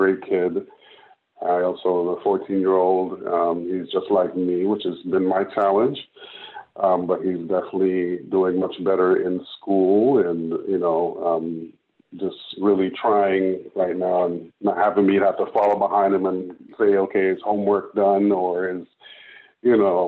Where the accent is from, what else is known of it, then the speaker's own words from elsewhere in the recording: Jamaica; moved away; I'm Jamaican. I was born in Jamaica. I've been here about 20 years